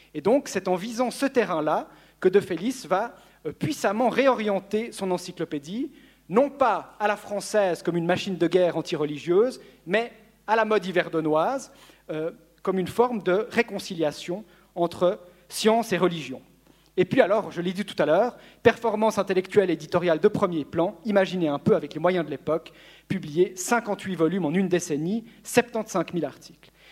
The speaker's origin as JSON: {"language": "French", "town": "Lausanne", "region": "Vaud", "country": "Switzerland", "said": "chez nous à Lausanne"}